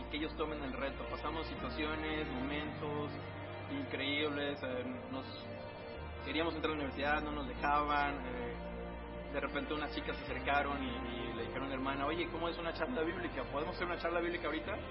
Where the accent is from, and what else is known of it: Querétaro, Mexico; now in Colima, Mexico